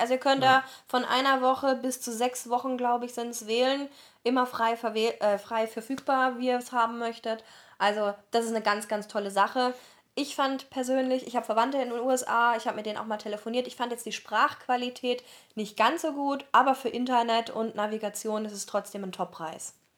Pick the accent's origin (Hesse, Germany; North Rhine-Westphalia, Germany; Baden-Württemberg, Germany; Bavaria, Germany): Baden-Württemberg, Germany; near Heidelberg; accent: southern German; wir kommen ja aus Süddeutschland, wie man uns auch anhört, und haben dann eben erzählt, äh, ja, South of Germany und ja, near Heidelberg